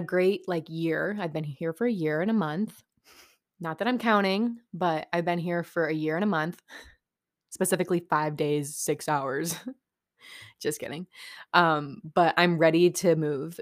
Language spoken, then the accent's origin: English; upstate New York, United States; I'm from New York, upstate, not the city